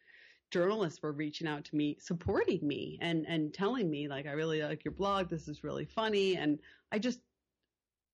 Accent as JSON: {"language": "English", "region": "Connecticut", "country": "United States", "tie": "born or raised there", "moved": "yes", "lives_now": "Topanga, United States", "said": "growing up in Connecticut."}